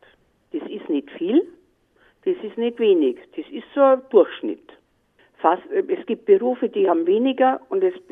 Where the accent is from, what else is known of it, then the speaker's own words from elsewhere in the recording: Munich, Bavaria, Germany; ich bin eine Münchnerin und das Dankeschön, dass ich hier leben darf